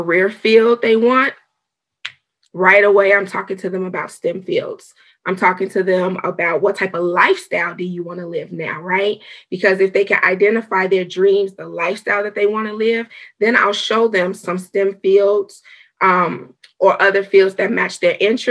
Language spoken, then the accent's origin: English; Chicago, Illinois, United States; moved away; I'm from Chicago, Illinois originally